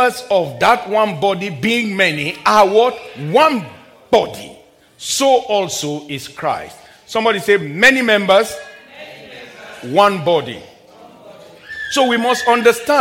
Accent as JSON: {"language": "English", "country": "Nigeria", "tie": "born or raised there", "said": "When I was a little boy growing up in my home country in the very early 70s and late 70s"}